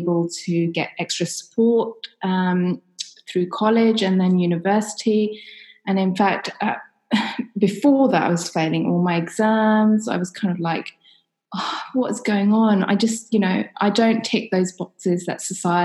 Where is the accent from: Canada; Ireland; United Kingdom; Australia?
United Kingdom; London; So I grew up in London. I lived in a kind of ex-council estate.